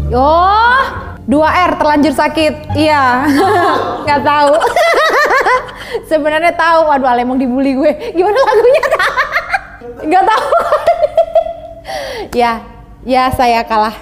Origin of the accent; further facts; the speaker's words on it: Java, Indonesia; aku orang Jawa